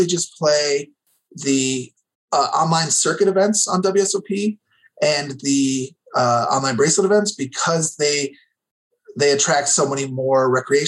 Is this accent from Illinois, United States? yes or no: yes; Illinois, United States; also born or lived in New Hampshire; I grew up in Illinois